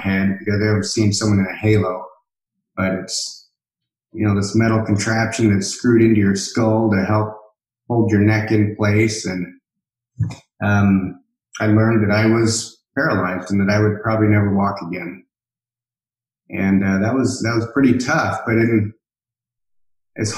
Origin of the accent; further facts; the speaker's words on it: Boise, Idaho, United States; I'm from Boise, Idaho